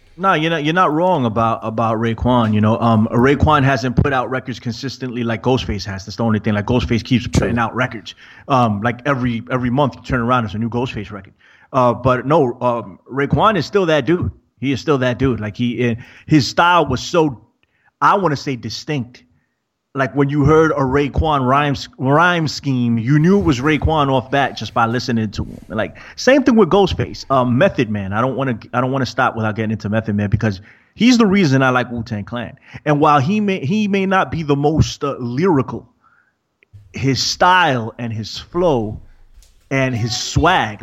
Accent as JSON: {"language": "English", "region": "New York", "country": "United States", "said": "I'm from New York"}